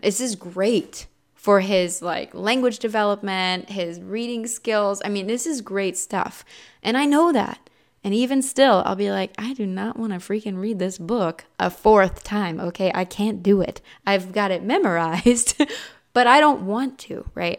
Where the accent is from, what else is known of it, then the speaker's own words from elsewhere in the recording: Midwest, United States; I'm also from the Midwest